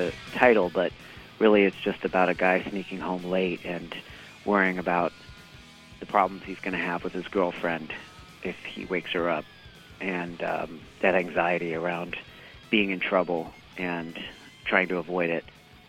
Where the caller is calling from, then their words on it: San Francisco, California, United States; I'm calling from San Francisco.